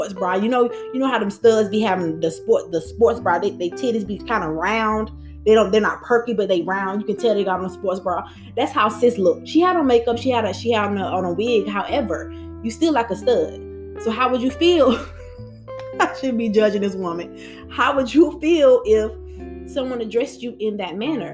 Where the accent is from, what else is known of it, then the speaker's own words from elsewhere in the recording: United States; We're African Americans.